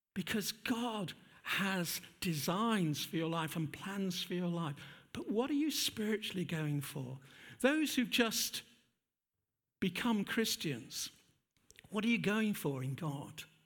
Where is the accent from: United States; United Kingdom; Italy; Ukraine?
United Kingdom; England; we're too English.